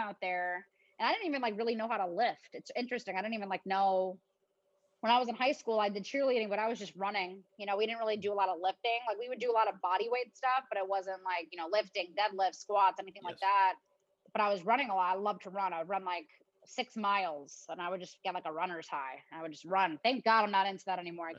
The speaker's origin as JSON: {"language": "English", "town": "Chicago", "region": "Illinois", "country": "United States", "also_born_or_lived": "Arizona", "moved": "as an adult", "said": "I'm from Chicago"}